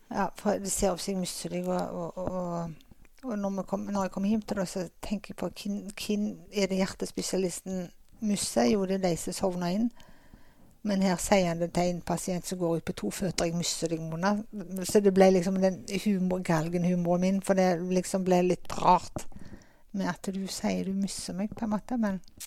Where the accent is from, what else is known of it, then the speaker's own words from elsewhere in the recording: Åkrehamn, Rogaland, Norway; also born or lived in Stavanger; jeg er født og oppvokst her på Åkra. Så hele min barns, barndomstid har jeg hatt på Karmøy og Åkra.